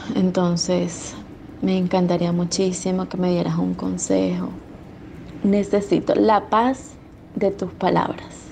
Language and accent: Spanish; Venezuela; moved away as an adult; now in Argentina; después de salir de Venezuela, después de tener que dejar mi país